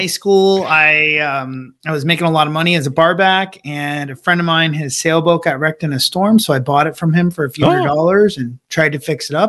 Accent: West Hartford, Connecticut, United States; So I grew up in West Hartford, Connecticut. Sort of imagine a picturesque John Hughes movie setting scene, suburbia, utopia, clubs.

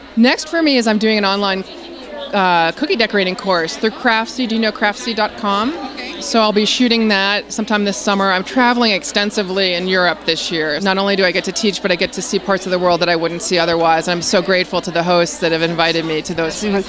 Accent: St. Louis, Missouri, United States; I had a cake bakery for about 10 years in St. Louis, Missouri, which is my hometown

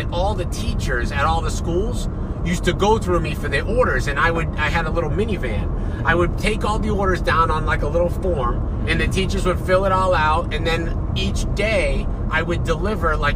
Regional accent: Boston, Massachusetts, United States; moved away; my hometown in Boston

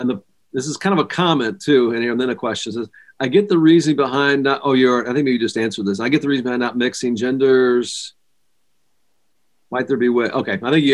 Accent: United States; us Americans

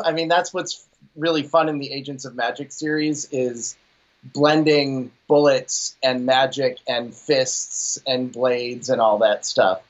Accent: Pittsburgh, Pennsylvania, United States; I'm from Pittsburgh

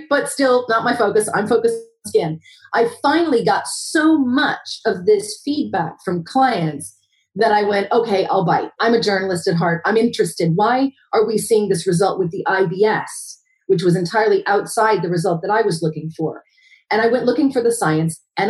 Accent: United States; moved away as an adult; now in Wales, United Kingdom; I'm an American

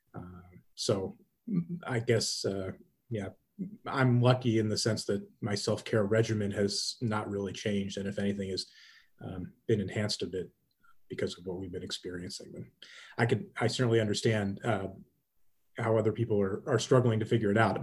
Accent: Cleveland, Ohio, United States; I'm from Cleveland, Ohio

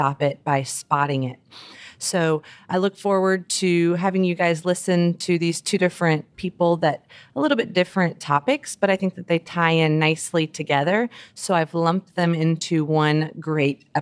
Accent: New Orleans, Louisiana, United States; now in West Texas, United States; I'm from New Orleans

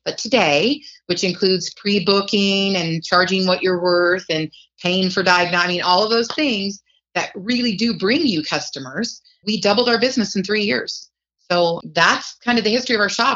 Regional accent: Reno, Nevada, United States; we're from the Reno-Sparks area in Nevada. That's up in northern Nevada.

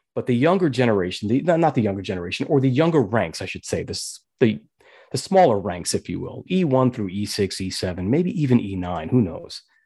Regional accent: New York, United States; I was born and raised in New York, and I was there when nine eleven happened.

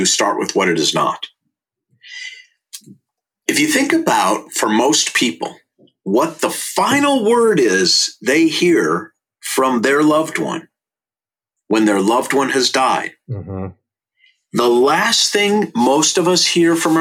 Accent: St. Louis Park, Minnesota, United States; I was born in 1960 in St. Louis Park, Minnesota, and I went to Aquila Elementary School

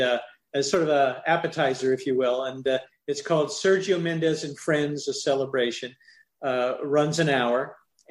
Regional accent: Midwest, United States; When I was a kid growing up in the Midwest

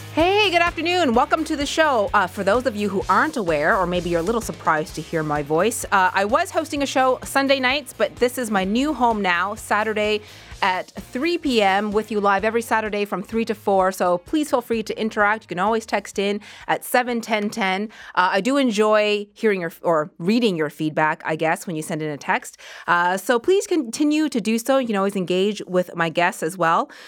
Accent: Halifax, Nova Scotia, Canada; moved away; my parents are in Halifax, which is where I grew up. I grew up in Nova Scotia

